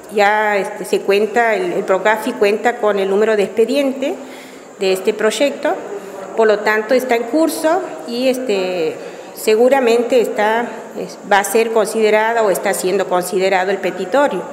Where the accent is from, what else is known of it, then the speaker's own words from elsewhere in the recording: Bandera Bajada, Santiago del Estero, Argentina; soy oriunda del lugar, nací en Bandera Bajada y crecí en Bandera Bajada